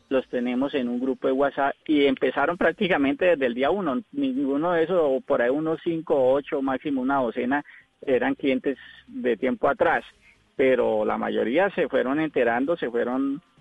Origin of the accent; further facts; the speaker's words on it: Girón, Santander, Colombia; also born or lived in Molagavita; no soy caleño. Yo soy de un pueblito llamado Girón, a 15 minutos de Bucaramanga, y gran parte de mi infancia me crié con los valores del campo en Molagavita, Santander.